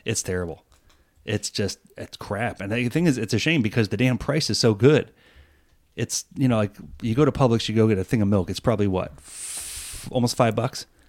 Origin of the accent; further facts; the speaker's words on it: New York, United States; moved away; originally, I am from New York